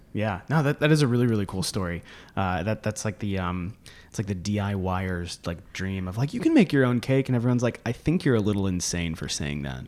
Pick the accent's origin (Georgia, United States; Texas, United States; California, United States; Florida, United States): Florida, United States; also born or lived in Virginia; I grew up in Florida, so not East Tennessee